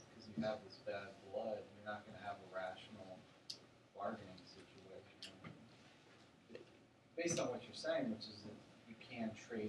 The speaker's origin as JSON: {"language": "English", "town": "West Palm Beach", "region": "Florida", "country": "United States", "said": "I mean, I'm from West Palm."}